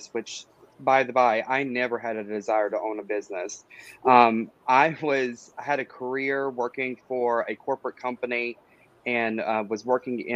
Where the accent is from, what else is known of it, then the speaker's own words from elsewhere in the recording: Dallas, North Carolina, United States; moved away as an adult; now in Fayetteville, United States; I myself am a resident of Fayetteville. I'm originally from Dallas, North Carolina, which most people don't even know exists.